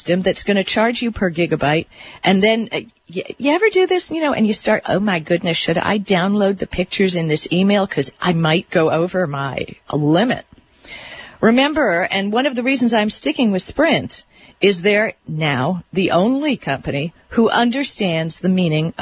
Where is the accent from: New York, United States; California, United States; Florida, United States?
Florida, United States; Miami Beach; I grew up on Miami Beach